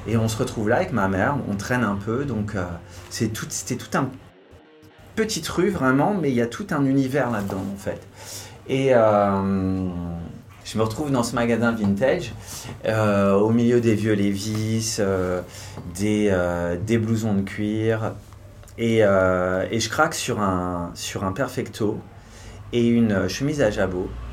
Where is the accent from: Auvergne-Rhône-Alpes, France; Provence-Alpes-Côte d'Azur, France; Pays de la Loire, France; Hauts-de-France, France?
Hauts-de-France, France; Je suis originaire du nord de la France, Lille c'était la grande ville